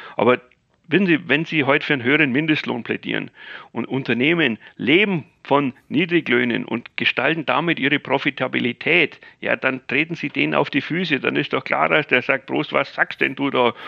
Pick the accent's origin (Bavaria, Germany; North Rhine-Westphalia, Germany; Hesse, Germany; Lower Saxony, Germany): Bavaria, Germany; ich bin ja Bayer